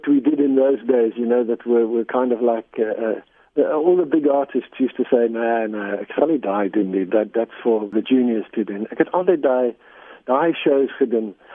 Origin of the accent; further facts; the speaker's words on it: England, United Kingdom; born there; first language en; Afrikaans is a second language; die ding is ek is eintlik Engels spreker ek am Scots by descent uh, ek is eintlik in Engeland gebore